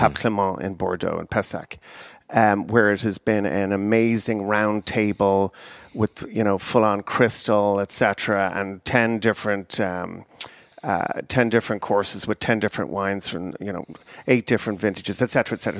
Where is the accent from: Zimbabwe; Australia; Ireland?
Ireland; moved away as an adult; now in United States; I emigrated from Ireland to America in nineteen ninety-three.